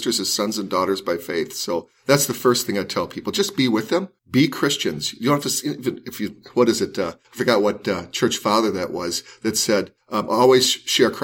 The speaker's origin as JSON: {"language": "English", "town": "Los Angeles", "region": "California", "country": "United States", "tie": "born or raised there", "said": "I grew up in South Central Los Angeles, and I loved Los Angeles."}